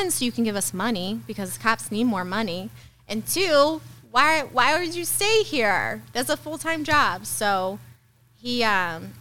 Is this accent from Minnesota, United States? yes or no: no; St. Jacob, Illinois, United States; born and raised in St. Jacob.